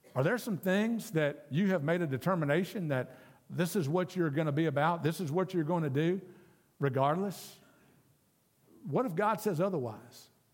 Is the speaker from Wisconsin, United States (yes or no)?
no; South Louisiana, United States; moved away as an adult; I, I was born and raised down in South Louisiana.